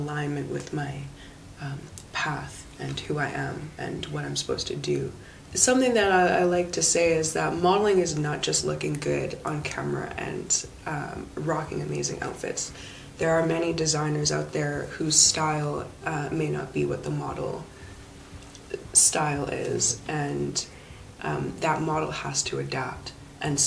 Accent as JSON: {"language": "English", "town": "Vancouver", "region": "British Columbia", "country": "Canada", "tie": "born or raised there", "also_born_or_lived": "Calgary", "said": "I was born in Calgary, raised in Vancouver. I guess that would make me more of a Vancouverite."}